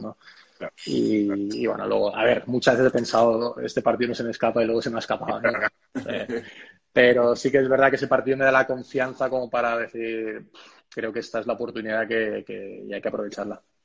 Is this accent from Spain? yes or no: yes; Spain; somos cinco españoles